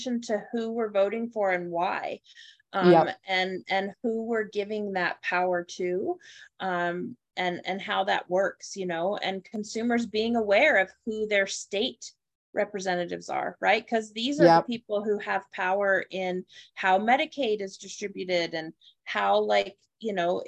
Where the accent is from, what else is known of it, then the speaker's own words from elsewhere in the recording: United States; I am born and raised in America